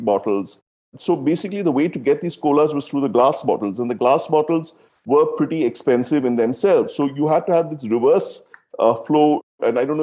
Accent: South India, India; I grew up in South India

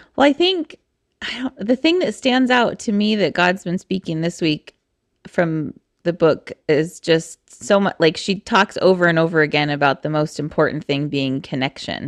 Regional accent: Eastern Oregon, United States; I'm from Eastern Oregon

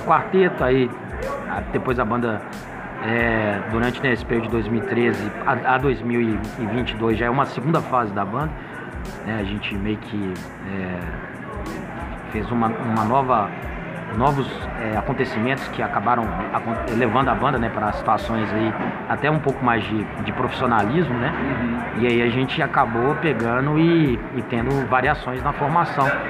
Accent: Itabira, Minas Gerais, Brazil; Itabira, cara por coincidência, a cidade onde eu nasci

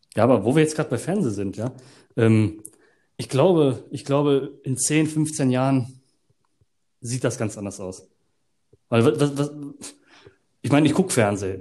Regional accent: Germany; ich komme aus Deutschland

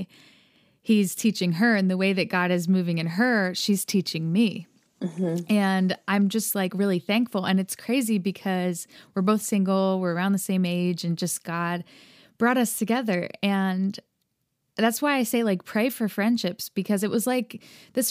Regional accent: United States; I grew up here in America, if you can tell by my accent.

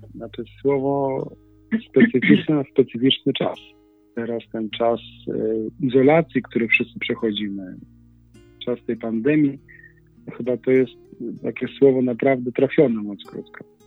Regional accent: Wadowice, Lesser Poland, Poland; moved away as an adult; also born or lived in Kraków; z pielgrzymką całej rodzimej parafii wadowickiej

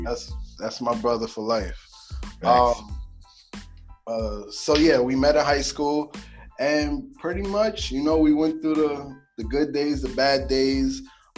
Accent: New York City, New York, United States; And I'm from Harlem, man. I'm a Harlem native, born and raised. I would give you, I'm going to give you my age, 28. Pretty much, I grew up in the era of the fitted caps

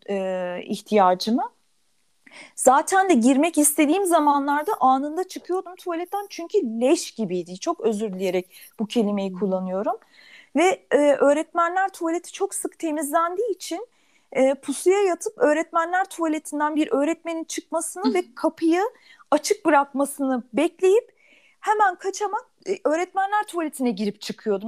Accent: Turkey; born or raised there; also born or lived in Germany

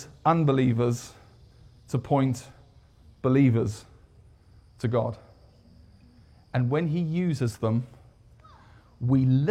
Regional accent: United Kingdom; moved away as an adult; now in United States; I'm British.

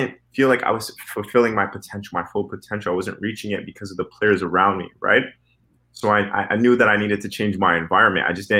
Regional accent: Canada; as a Canadian soccer player, I don't have a European visa

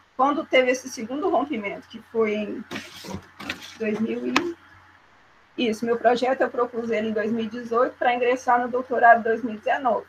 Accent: Minas Gerais, Brazil; eu sou de Minas Gerais

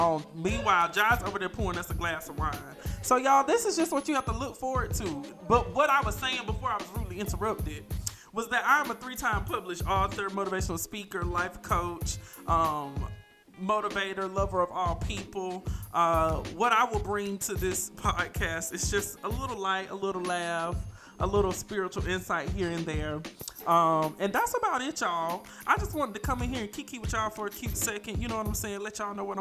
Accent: Thomson, Georgia, United States; moved away as an adult; now in Atlanta, United States; I was originally born and raised in Thompson, Georgia

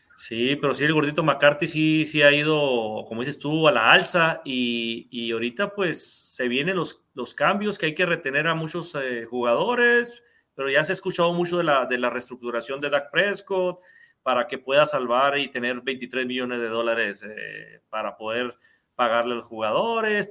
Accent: Mexico; nosotros como mexicanos

